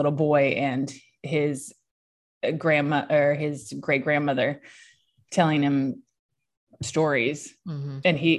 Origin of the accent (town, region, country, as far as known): Loretto, Tennessee, United States